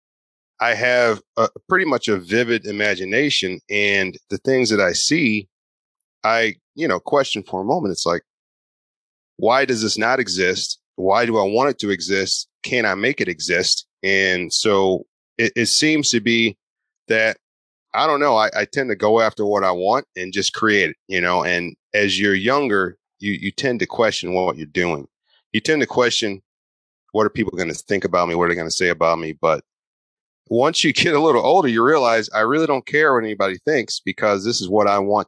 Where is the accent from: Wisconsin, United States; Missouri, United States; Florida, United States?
Missouri, United States; St. Louis; I'm from St. Louis, and St. Louis is one of the hottest real estate investing markets in the country